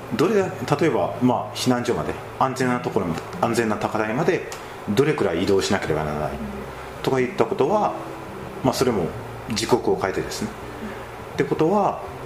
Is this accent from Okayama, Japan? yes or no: no; Kagawa, Japan; 自分も香川県の出身で